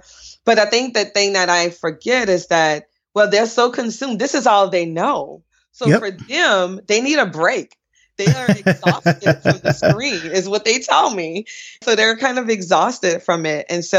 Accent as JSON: {"language": "English", "town": "New Orleans", "region": "Louisiana", "country": "United States", "tie": "born or raised there", "said": "I grew up in New Orleans. We sort of identify with the wards, which are actually voting wards. So I grew up in the 7th ward, New Orleans, which the time now I grew up was predominantly black or all black, maybe."}